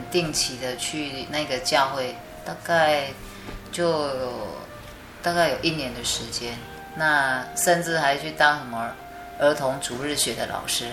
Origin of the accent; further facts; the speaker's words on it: Chiayi, Taiwan; 后来我毕业以后就回到我的家乡嘉义